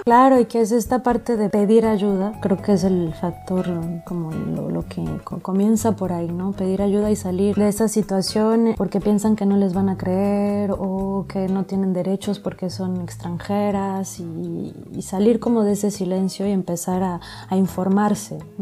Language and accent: Spanish; Mexico; moved away as an adult; now in Lyon, France; soy mexicana